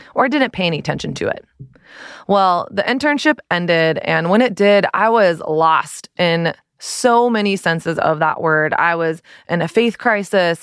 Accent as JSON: {"language": "English", "town": "Dallas", "region": "Texas", "country": "United States", "tie": "born or raised there", "also_born_or_lived": "San Diego / Brooklyn", "moved": "as an adult", "lives_now": "New York, United States", "said": "I grew up in Dallas, went to college in Dallas, my college was twenty minutes from home."}